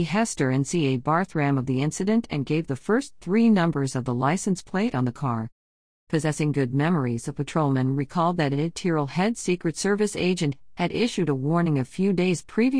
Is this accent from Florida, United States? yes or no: no; Floresville, Texas, United States; I grew up in Floresville and went to school there.